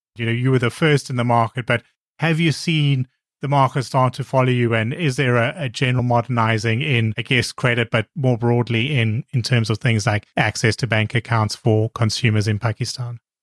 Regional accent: South Africa; I'm from South Africa

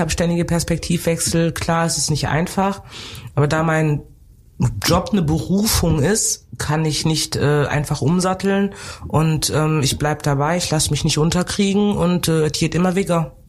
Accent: North Rhine-Westphalia, Germany; also born or lived in Cameroon / Bonn; now in Cologne, Germany; ich bin geboren in Kamerun, bin groß geworden im Rheinland

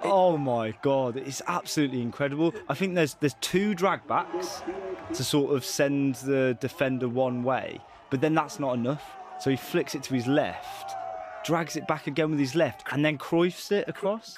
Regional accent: Wolverhampton, West Midlands, United Kingdom; my hometown of Wolverhampton

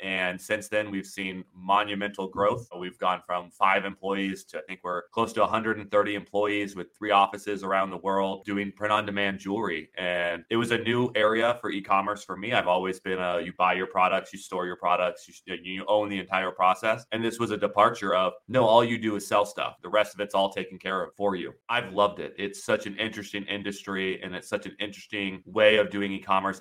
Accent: Florida, United States; moved away as an adult; now in Amsterdam, Netherlands; I'm growing up in Florida

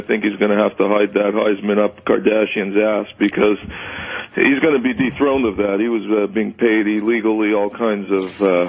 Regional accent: Montreal, Quebec, Canada; Montreal, my hometown

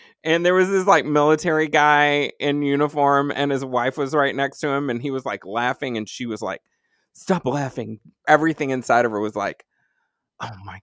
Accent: Dallas, Texas, United States; moved away as an adult; also born or lived in New York City / Los Angeles; now in Madison, United States; Dallas is my hometown where I grew up

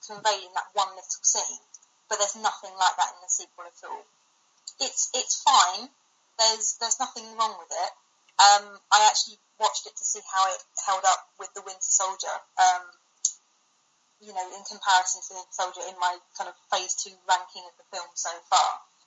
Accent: United Kingdom; I'm British

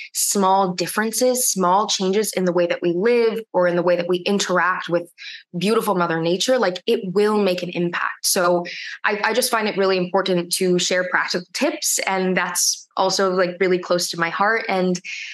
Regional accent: Hawaii, United States; I am of Native Hawaiian descent. I'm Kanaka Maoli, and I grew up in Hawaii

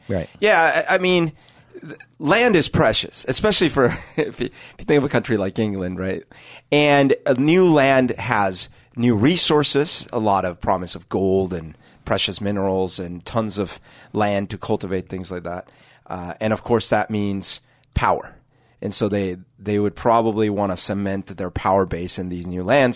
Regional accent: Colombia; now in Seattle, United States; growing up in Colombia

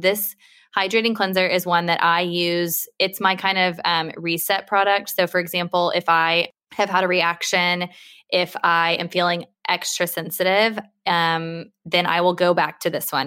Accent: United States; now in United Kingdom; I'm American

